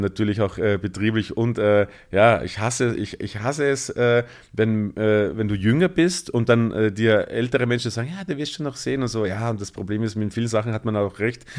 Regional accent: Bruck an der Leitha, Lower Austria, Austria; moved away as an adult; also born or lived in Mödling, Austria / Vienna, Austria / Tyrol, Austria; now in Berlin, Germany; Bin aufgewachsen zwischen Wien und der ungarischen Grenze, also ähm, 20 Minuten nach Wien und 30 Minuten nach Ungarn sozusagen, an der Grenze zum Burgenland. Das wunderschöne kleine Dorf heißt Bruck an der Leiter

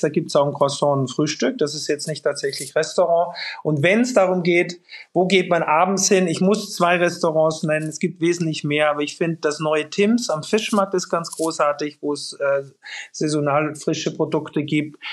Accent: Austria; now in Hamburg, Germany; in Österreich in meiner Heimat

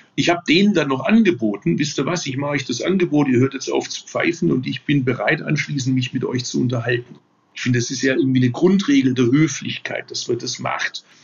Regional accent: Stuttgart, Baden-Württemberg, Germany; Ich komme aus Stuttgart

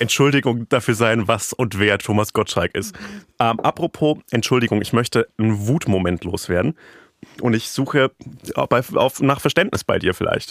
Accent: Franconia, Bavaria, Germany; in meiner Heimat

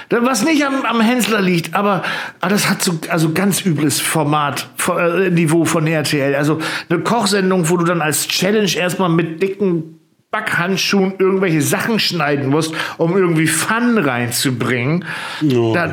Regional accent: the East, East Germany, Germany; ich komme ja aus dem Osten

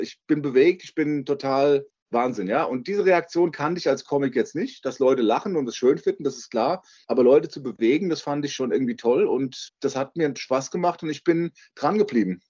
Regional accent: Walluf, Hesse, Germany; also born or lived in Eltville; nebenan in Wallow eben eine komplett andere Gemeinde bin ich aufgewachsen

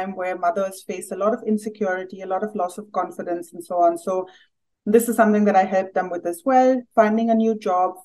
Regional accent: India; moved away as an adult; now in Berlin, Germany; growing up in India

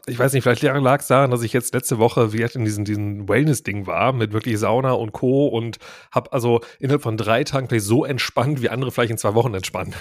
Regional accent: Krefeld, North Rhine-Westphalia, Germany; ich komme nämlich auch aus der Ecke von Krefeld

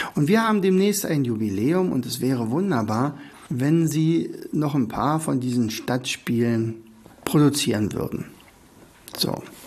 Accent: Oderberg, Brandenburg, Germany; now in Rauen, Germany; ich bin ja gebürtiger Oderberger, bin nach Raun gezogen

